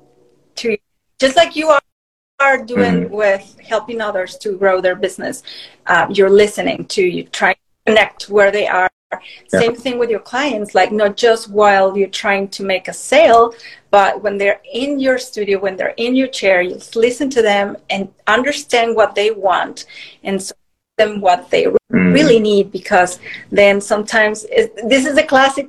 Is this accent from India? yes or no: no; Mexico; moved away; I moved from Mexico. I'm originally from Mexico.